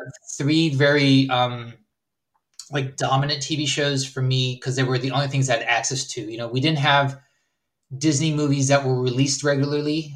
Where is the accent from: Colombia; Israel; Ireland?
Israel; Herzliya, Tel Aviv District; also born or lived in California, United States; Then I went back to Israel for um, high school there